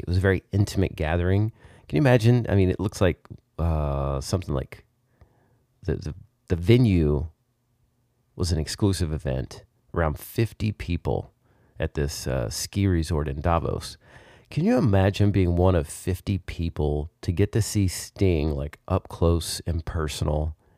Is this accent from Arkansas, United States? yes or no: yes; Arkansas, United States; grew up in Arkansas